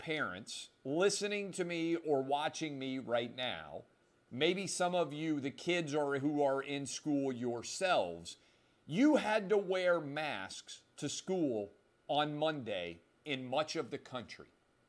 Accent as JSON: {"language": "English", "town": "Nashville", "region": "Tennessee", "country": "United States", "tie": "born or raised there", "said": "my beloved city of Nashville, my hometown"}